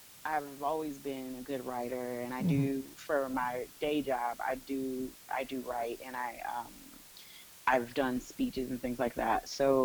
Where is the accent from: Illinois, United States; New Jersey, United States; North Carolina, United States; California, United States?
Illinois, United States; Evanston; I grew up outside of Chicago. {S0} Oh, okay. {S4} In Evanston, Illinois. So I'm a Midwest girl.